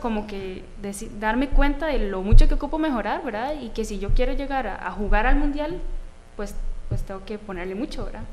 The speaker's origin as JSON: {"language": "Spanish", "town": "Atenas", "region": "Alajuela", "country": "Costa Rica", "tie": "born or raised there", "said": "Eh, bueno, siempre he sido Atenas. Crecí en Atenas"}